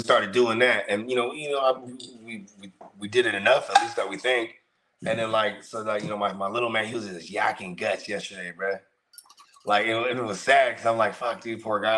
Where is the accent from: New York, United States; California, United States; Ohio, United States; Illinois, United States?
California, United States; Bay Area; also born or lived in Tracy, California; I grew up in the Bay Area